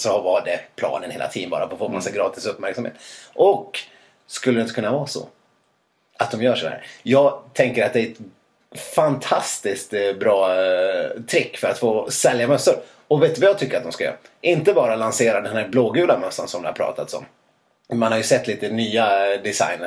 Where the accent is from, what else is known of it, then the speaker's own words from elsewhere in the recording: Dalarna County, Sweden; Jag är ju ändå från Dalarna